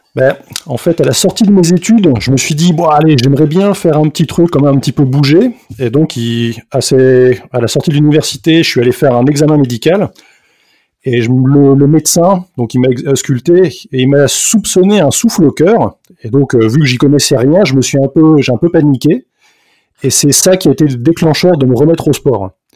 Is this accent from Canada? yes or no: no; France; now in Belgium; je suis français, donc là, actuellement je vis en, Belgique